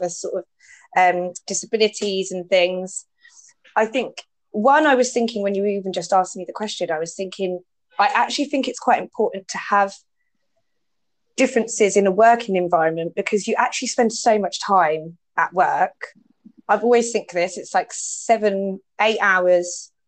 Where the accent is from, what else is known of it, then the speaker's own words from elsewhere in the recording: Watford, East of England, United Kingdom; being very self-conscious about my accent, just because I'm from Watford